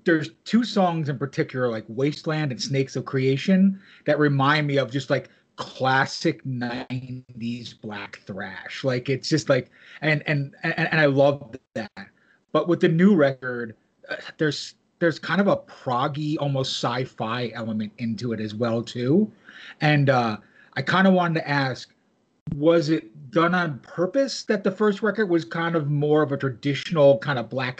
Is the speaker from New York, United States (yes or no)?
yes; New York, United States; accent: New York; moved away as an adult; now in Arizona, United States; I've been in Arizona for like almost 15 years, but yeah, I grew up in New York